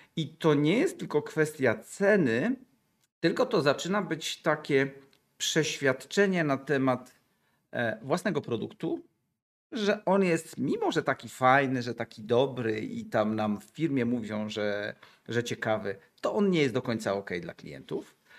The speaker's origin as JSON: {"language": "Polish", "town": "Gdańsk", "region": "Pomeranian Voivodeship", "country": "Poland", "said": "jestem z Gdańska"}